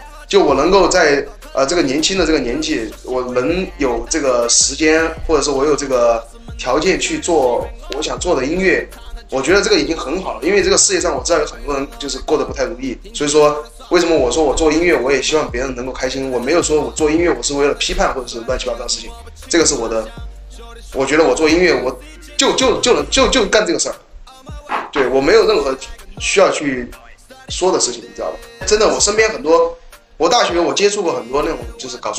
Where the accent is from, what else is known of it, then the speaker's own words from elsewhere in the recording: China; 我作作为一个中国人嘛，我觉得上央视绝对是至高荣耀